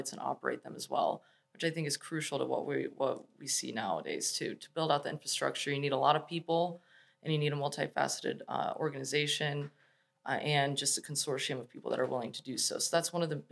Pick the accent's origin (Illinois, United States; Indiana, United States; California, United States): Illinois, United States; Chicago; moved away as an adult; also born or lived in Los Angeles; I'm from Chicago originally. That's where I was born